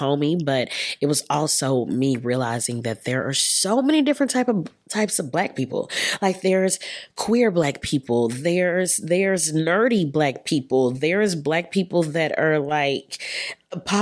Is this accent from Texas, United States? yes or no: yes; Keller, Texas, United States; I'm from Texas